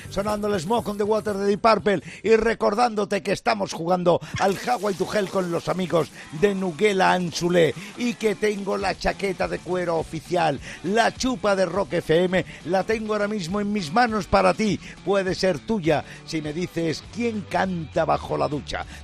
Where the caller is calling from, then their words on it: Zaragoza, Aragon, Spain; de Zaragoza, Pirata.